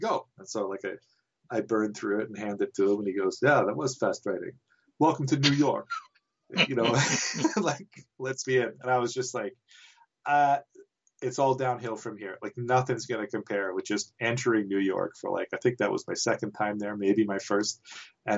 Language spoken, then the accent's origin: English; Canada; I'm Canadian